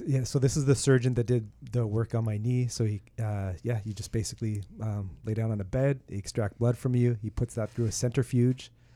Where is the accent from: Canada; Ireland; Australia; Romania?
Canada; Toronto, Ontario; now in Oakville, Canada; I grew up in Toronto and I now live in Oakville